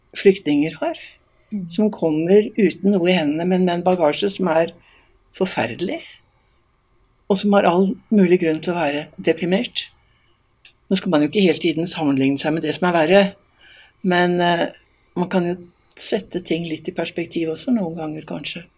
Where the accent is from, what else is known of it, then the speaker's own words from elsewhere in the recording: Eastern Norway, Norway; now in Voss, Norway; Som østlending